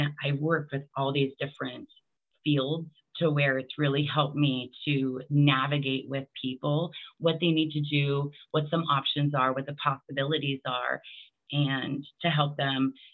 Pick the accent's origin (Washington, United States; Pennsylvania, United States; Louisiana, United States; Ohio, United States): Washington, United States; Bellingham; also born or lived in Mukilteo, Washington; I'm originally from Bellingham, Washington